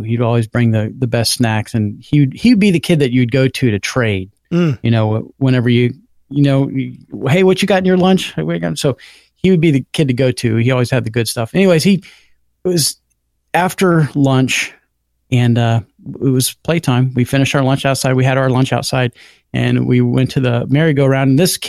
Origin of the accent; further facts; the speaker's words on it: Florida, United States; I grew up in Florida, as you know